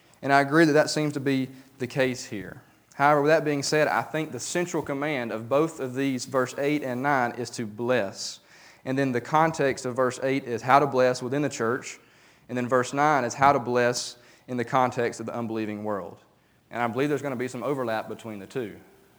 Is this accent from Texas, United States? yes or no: no; Talladega, Alabama, United States; I used to have a pastor at the church that I grew up in Talladega.